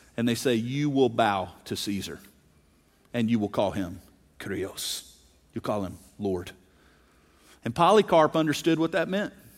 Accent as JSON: {"language": "English", "region": "South Mississippi", "country": "United States", "tie": "born or raised there", "said": "I grew up in South Mississippi"}